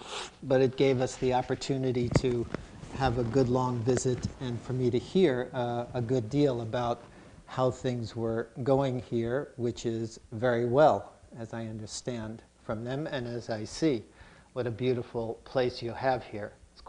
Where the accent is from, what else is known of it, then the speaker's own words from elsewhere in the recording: New York City, New York, United States; also born or lived in Brooklyn; We lived in Queens. That's where I grew up.